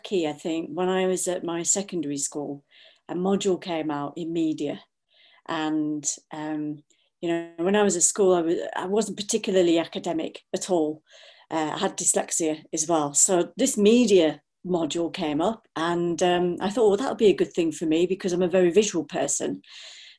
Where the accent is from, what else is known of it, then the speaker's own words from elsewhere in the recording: Blackburn, North West England, United Kingdom; moved away as an adult; also born or lived in Salford / Manchester; now in Birmingham, United Kingdom; I was born and bred in Blackburn. I did the classic thing of, you know, staying there until I was 18